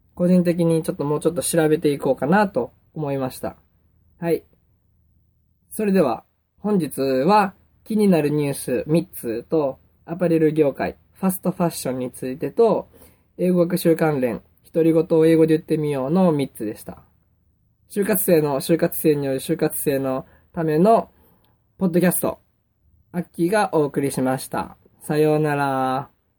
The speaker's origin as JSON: {"language": "Japanese", "region": "Kansai", "country": "Japan", "accent": "Kansai dialect", "said": "僕関西弁、 関西人やから関西弁になっちゃうんですけども"}